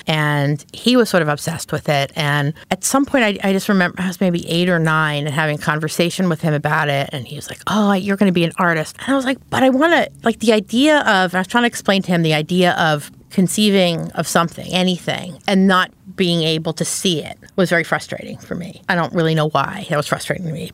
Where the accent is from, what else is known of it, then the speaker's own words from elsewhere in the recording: Philadelphia, Pennsylvania, United States; moved away as an adult; also born or lived in New York; I grew up in Philadelphia